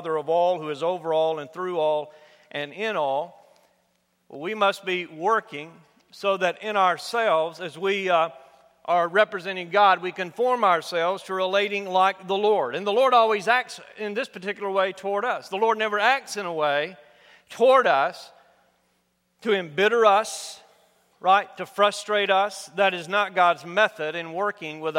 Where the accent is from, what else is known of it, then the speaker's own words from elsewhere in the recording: United States; growing up in the United States, particularly in my generation, I'm a baby boomer